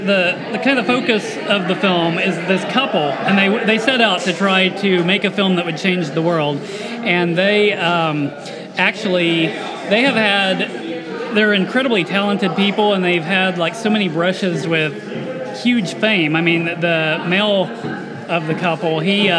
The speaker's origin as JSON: {"language": "English", "town": "Stillwater", "region": "Oklahoma", "country": "United States", "tie": "born or raised there", "said": "I grew up in Stillwater primarily"}